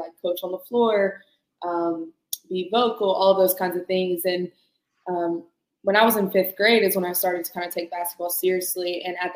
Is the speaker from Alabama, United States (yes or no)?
yes; Birmingham, Alabama, United States; I'm actually from Birmingham